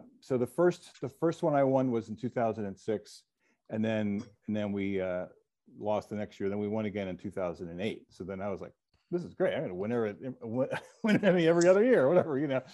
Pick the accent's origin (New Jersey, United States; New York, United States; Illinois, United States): New Jersey, United States; I grew up in New Jersey